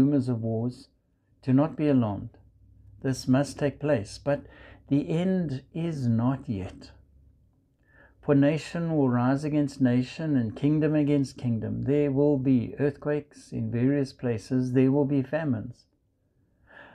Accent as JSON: {"language": "English", "country": "South Africa", "tie": "born or raised there", "moved": "yes", "lives_now": "United States", "said": "You might hear from my accent, I come from South Africa."}